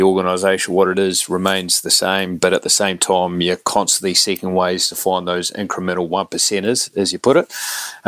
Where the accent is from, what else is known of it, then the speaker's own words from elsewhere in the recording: Dunedin, Otago, New Zealand; as a young fella growing up in Dunedin